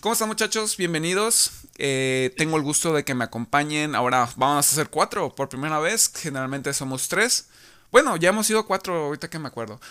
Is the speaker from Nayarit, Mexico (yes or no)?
yes; Tepic, Nayarit, Mexico; nosotros somos de Tepic Nayarit.